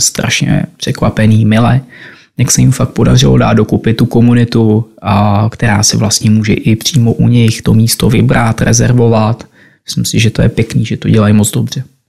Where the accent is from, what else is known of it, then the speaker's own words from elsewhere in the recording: Trutnov, Hradec Králové Region, Czechia; moved away; also born or lived in Prague; Původem jsem z Trutnova a kde mám dům